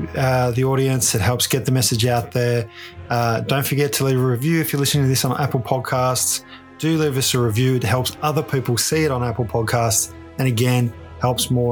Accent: Ballarat, Victoria, Australia; growing up in Ballarat

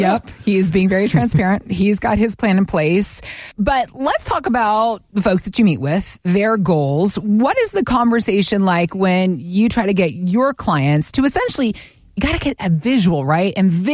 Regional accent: Atlanta, Georgia, United States; I'm from Atlanta

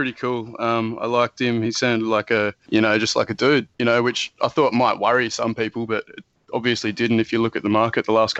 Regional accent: Tasmania, Australia; I'm 23. I'm from Tasmania, Australia.

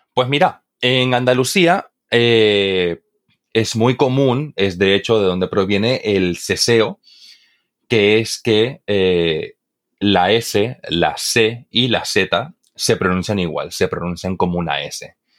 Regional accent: eastern Bolivia, Bolivia; Yo, por ejemplo, que soy de Bolivia, Bolivia, eh, en, el oriente boliviano, es de donde yo soy

